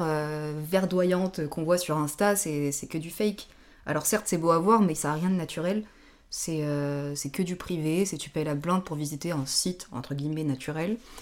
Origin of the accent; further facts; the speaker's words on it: France; pour nous Français ou Européens